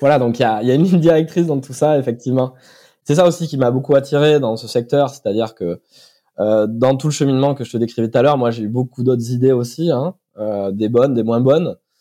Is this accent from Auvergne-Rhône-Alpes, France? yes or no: no; Brive-la-Gaillarde, Nouvelle-Aquitaine, France; je suis originaire de Corrèze, de Brive-la-Gaillarde, précisément